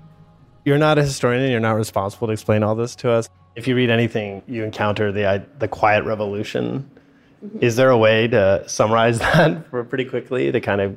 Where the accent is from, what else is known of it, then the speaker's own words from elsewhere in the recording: New York, United States; I'm from New York.